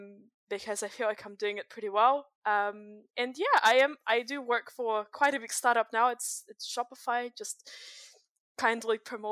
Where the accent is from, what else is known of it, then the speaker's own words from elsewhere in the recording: Russia; I grew up in Russia. It was pretty interesting because I went to public school for the most part of my life, and like public schools in Russia are not the same as public schools in New Zealand